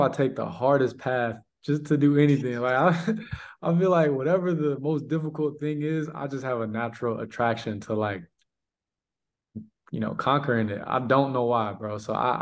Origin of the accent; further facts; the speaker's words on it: Charlotte, North Carolina, United States; moved away as an adult; also born or lived in Connecticut; being from Charlotte, the South